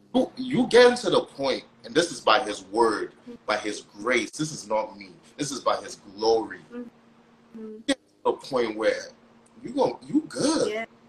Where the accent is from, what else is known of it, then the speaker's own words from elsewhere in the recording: Nigeria; I'm Nigerian. My family lives in Nigeria.